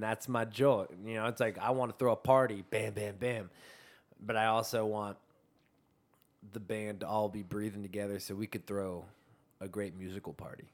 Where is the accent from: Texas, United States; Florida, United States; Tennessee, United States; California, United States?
California, United States; my life's based from California.